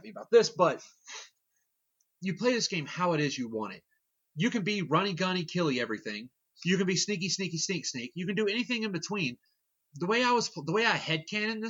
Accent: Southern Kentucky, United States; we're from Southern Kentucky

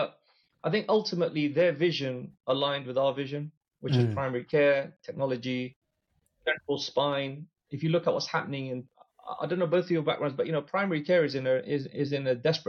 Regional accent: England, United Kingdom; dealt with throughout the whole period were all people like us, man. They were all like from the UK, born and brought up in England.

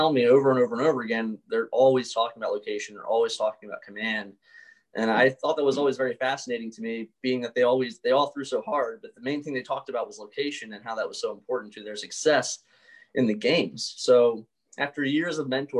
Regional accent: Baltimore, Maryland, United States; I grew up in Baltimore

